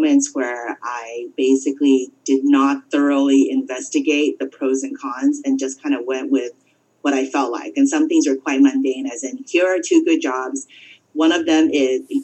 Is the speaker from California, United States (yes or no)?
yes; California, United States; I grew up in California.